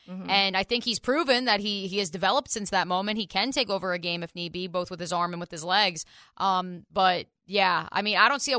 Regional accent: New Jersey, United States; moved away; my home state of New Jersey

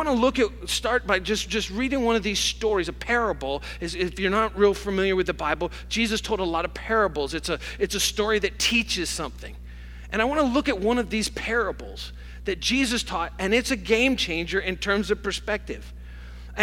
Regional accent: Hopewell, New York, United States; I grew up in Hopewell, really, from the time I was 5 years old.

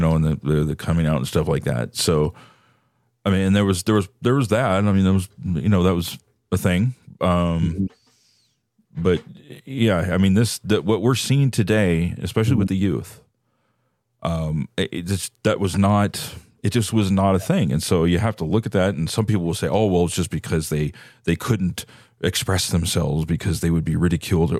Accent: San Francisco Bay Area, California, United States; I, I grew up in the San Francisco Bay Area.

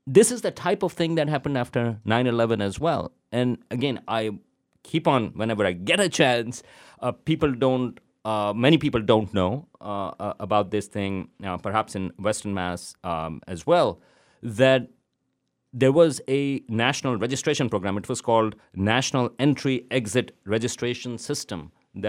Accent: Pakistan; moved away as an adult; now in United States; I was here from Pakistan

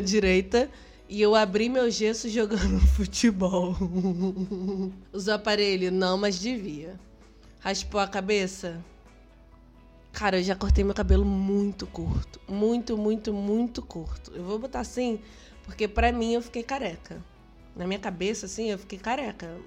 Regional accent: Rio de Janeiro, Brazil; Sou carioca, a gente ia muito pra praia à noite com meus amigos e violão

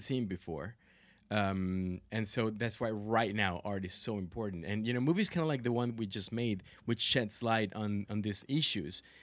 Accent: Monterrey, Nuevo León, Mexico; moved away; I grew up in Monterrey

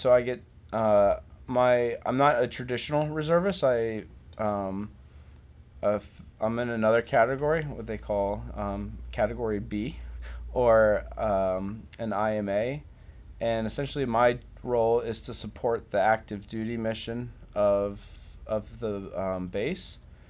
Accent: Virginia Beach, Virginia, United States; I'm mostly from Virginia Beach. My dad was in the Navy, and so we moved around a little bit growing up, but I spent pretty much all my middle school and high school time in Virginia Beach, Virginia.

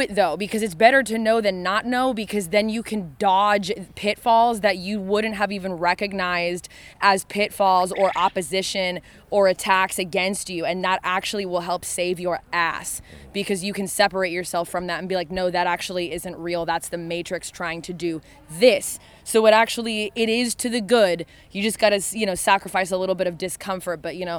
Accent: Oregon, United States; moved away as an adult; also born or lived in Los Angeles, California; now in near Nashville, United States; I am from Oregon, though. When I moved out here a few months ago

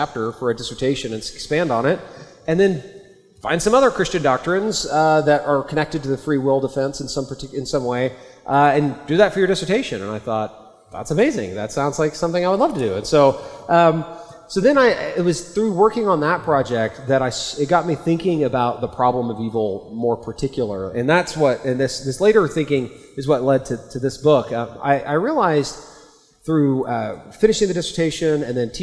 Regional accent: Oklahoma, United States; I'm an American. I grew up in Oklahoma

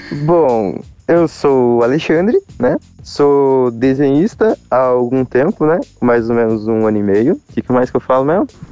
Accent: Rio Azul, Paraná, Brazil; eu sou do interior do Paraná. Sou de Rio Azul, Rio Azul, Paraná

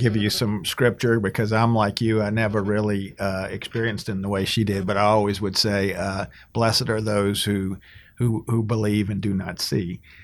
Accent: Cajun, Louisiana, United States; us as good Cajun Catholics

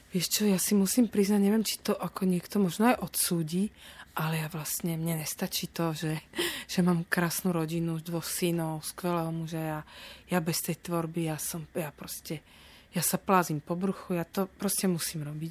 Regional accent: Bratislava, Bratislava Region, Slovakia; also born or lived in Petržalka, Bratislava; ja som z pôvodom z Dubravky

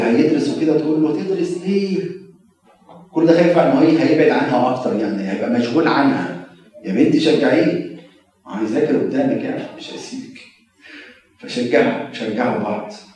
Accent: Egypt; now in United States; بنقع فيها كمصريين

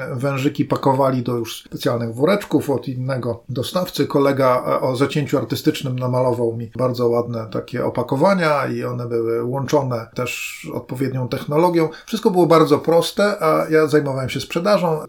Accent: Gdynia, Pomeranian Voivodeship, Poland; ja jestem z Gdyni

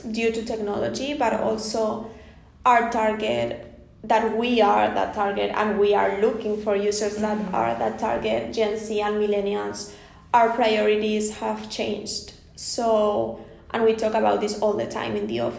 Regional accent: Spain; growing up in Spain

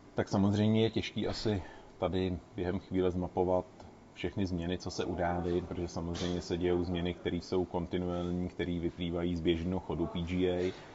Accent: Plzeň, Plzeň Region, Czechia; also born or lived in Mariánské Lázně; pocházím z Plzně

